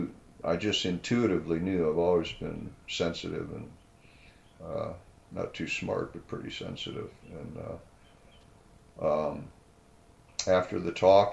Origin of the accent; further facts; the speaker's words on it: Canton, Ohio, United States; moved away as an adult; now in San Diego, United States; I was born in Canton